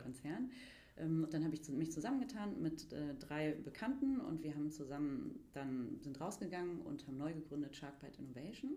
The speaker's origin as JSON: {"language": "German", "town": "Mülheim an der Ruhr", "region": "North Rhine-Westphalia", "country": "Germany", "tie": "born or raised there", "also_born_or_lived": "Gütersloh", "moved": "as an adult", "lives_now": "Berlin, Germany", "said": "ich äh, stamme gebürtig aus Mülheim an der Ruhr"}